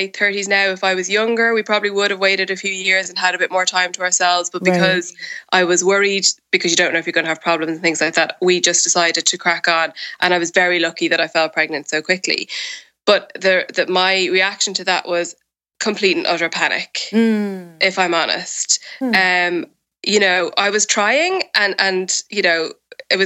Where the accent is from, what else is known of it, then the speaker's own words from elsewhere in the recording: Ireland; now in United Kingdom; I live in the UK and I'm Irish means that my family and most of my close friends live in Ireland